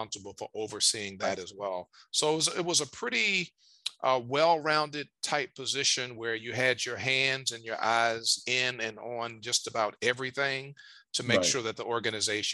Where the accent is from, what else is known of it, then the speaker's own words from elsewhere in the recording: Richmond, Virginia, United States; in my hometown of Richmond, Virginia